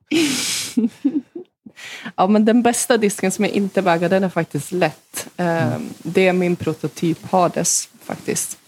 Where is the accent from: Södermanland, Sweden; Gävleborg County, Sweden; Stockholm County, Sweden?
Gävleborg County, Sweden; Hofors; där spelade jag två år tror jag, hemma i Hofors